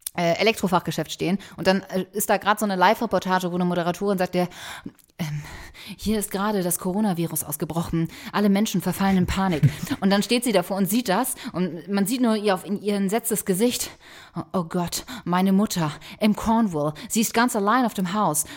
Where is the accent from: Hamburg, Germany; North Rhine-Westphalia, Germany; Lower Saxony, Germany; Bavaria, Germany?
Hamburg, Germany; Ich bin in Hamburg zur Schule gegangen